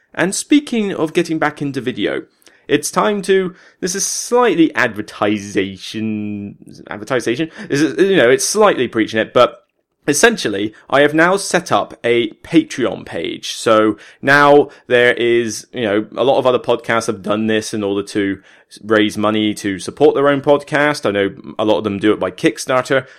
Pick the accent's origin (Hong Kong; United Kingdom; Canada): United Kingdom; Somerset, South West England; accent: Somerset; my Somerset accent